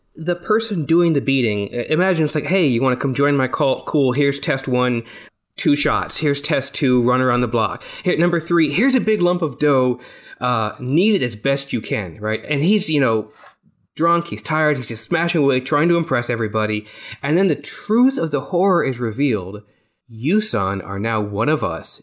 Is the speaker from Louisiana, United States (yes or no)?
no; Texas, United States; I'm from Texas, not Kentucky